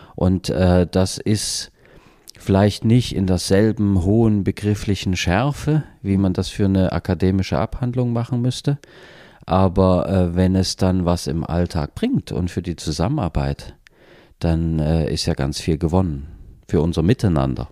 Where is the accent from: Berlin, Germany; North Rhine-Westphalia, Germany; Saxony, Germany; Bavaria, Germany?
Saxony, Germany; Chemnitz; Uni Chemnitz, äh, wo ich aufgewachsen bin